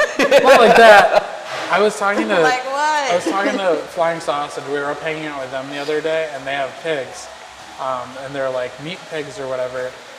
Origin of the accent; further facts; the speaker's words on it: Minnesota, United States; now in Jacksonville, United States; I grew up in Minnesota where they hunted all the time.